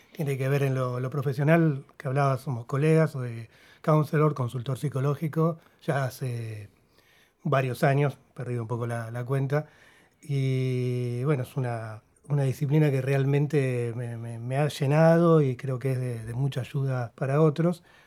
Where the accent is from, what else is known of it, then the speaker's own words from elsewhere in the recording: Argentina; also born or lived in Uruguay; vine acá de, chico, a los cuatro años